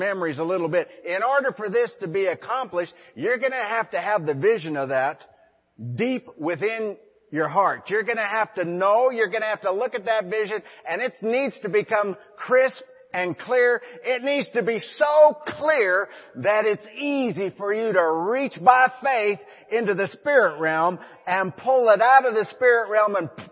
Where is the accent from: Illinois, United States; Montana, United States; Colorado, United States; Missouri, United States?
Montana, United States; Forsyth; Liz and I were pastoring a church in my hometown of Forsyth, Montana.